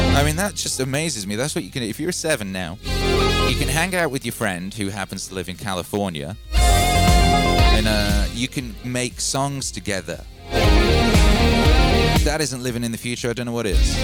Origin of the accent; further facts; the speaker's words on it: United Kingdom; moved away as an adult; now in United States; I was born in the UK. My whole family's in the UK. I moved our family to the USA.